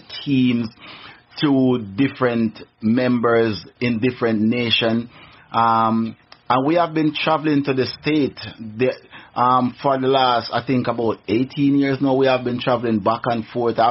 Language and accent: English; Jamaica; now in Tennessee, United States; I'm from Jamaica, the land of wood and water. I'm from the island